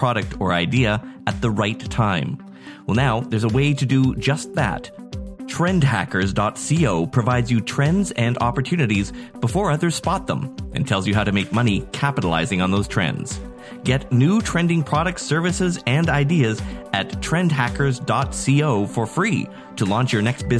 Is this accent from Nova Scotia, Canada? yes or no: no; Nanaimo, British Columbia, Canada; my hometown of Nanaimo, Canada